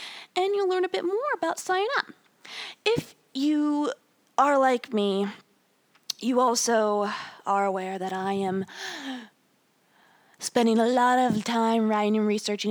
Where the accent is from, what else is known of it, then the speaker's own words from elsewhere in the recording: United States; I am an American of European descent, predominantly from Germany